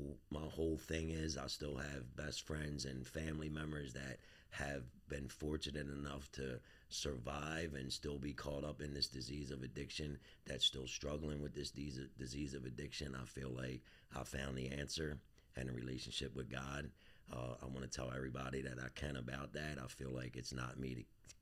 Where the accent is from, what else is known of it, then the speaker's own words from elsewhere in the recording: Baltimore, Maryland, United States; born and raised in Southwest Baltimore